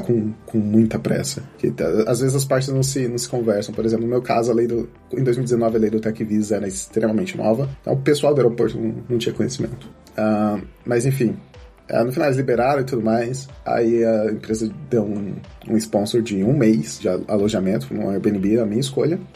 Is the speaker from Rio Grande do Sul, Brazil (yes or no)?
no; Campinas, São Paulo, Brazil; moved away as an adult; now in Porto, Portugal; eu sou de Campinas, no Brasil